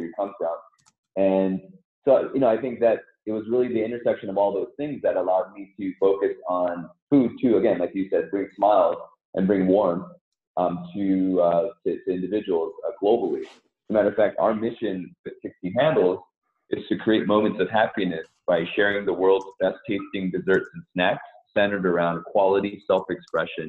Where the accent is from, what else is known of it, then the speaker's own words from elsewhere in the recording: Southern California, United States; also born or lived in Seoul, South Korea; I grew up in Southern California, but was originally born in Seoul in South Korea. So I immigrated with my parents in the early 80s